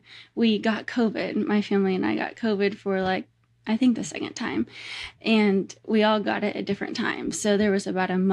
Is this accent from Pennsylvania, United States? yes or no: no; Nebraska, United States; We grew up in Nebraska, and there were cornfields surrounding our house on every side.